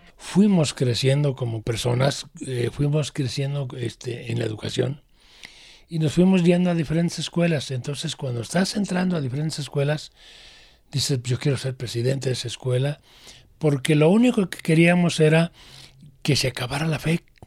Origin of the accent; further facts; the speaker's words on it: Guadalajara, Jalisco, Mexico; also born or lived in Arandas, Jalisco; Desde chiquillo yo recuerdo cuando llegamos aquí a Guadalajara, yo tenía seis años